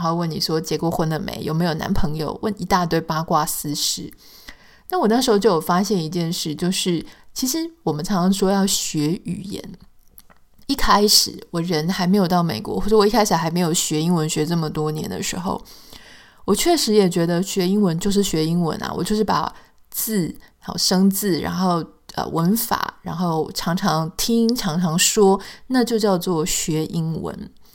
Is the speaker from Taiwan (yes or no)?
yes; Taiwan; moved away as an adult; now in United States; 我们台湾人